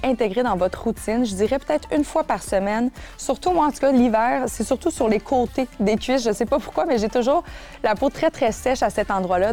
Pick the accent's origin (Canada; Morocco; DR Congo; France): Canada; Quebec; chez nous au Québec